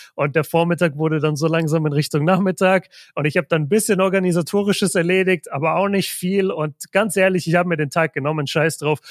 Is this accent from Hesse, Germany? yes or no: no; Nuremberg, Bavaria, Germany; ich bin, ich bin ja ein Nürnberger Kind